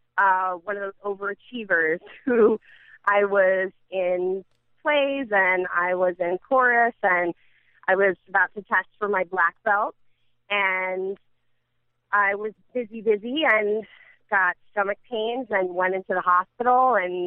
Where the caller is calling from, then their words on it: Edison, New Jersey, United States; I'm calling in from, specifically I'm calling from Edison.